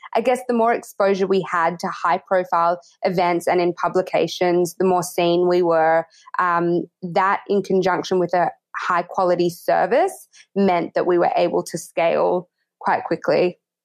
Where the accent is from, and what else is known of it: Australia